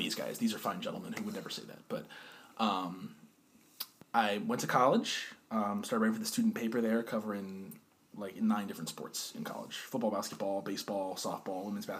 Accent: Pennsylvania, United States; also born or lived in Freehold, New Jersey / Arizona; in Freehold, New Jersey, in 1997 on December 21st at 12:56 p.m. I moved to Pennsylvania at the age of 7

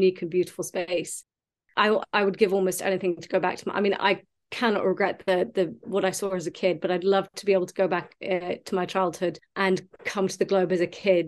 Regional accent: United States; I grew up in America

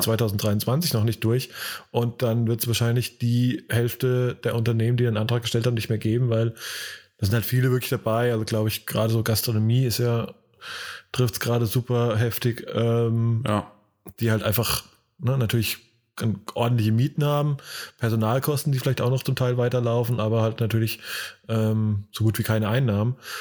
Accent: Hesse, Germany; now in North Rhine-Westphalia, Germany; jetzt zwar ja auch gebürtiger Hesse, aber mittlerweile ja äh, Bürger des, äh, von NRW

